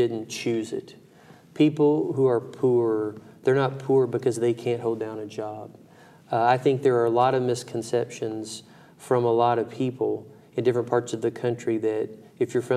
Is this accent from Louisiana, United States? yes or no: no; Brandenburg, Kentucky, United States; my hometown of Brandenburg, Kentucky